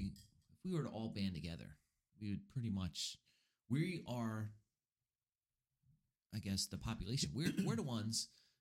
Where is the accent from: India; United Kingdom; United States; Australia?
United States; We are Americans.